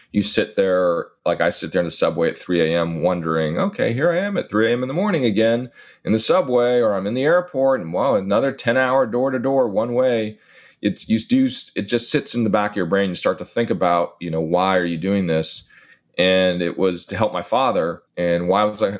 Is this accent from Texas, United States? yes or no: no; California, United States; now in New York, United States; I'm in New York right now, but I'm from California